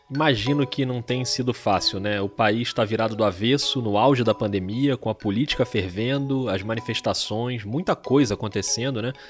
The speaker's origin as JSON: {"language": "Portuguese", "region": "Rio de Janeiro", "country": "Brazil", "said": "eu sou do Rio de Janeiro."}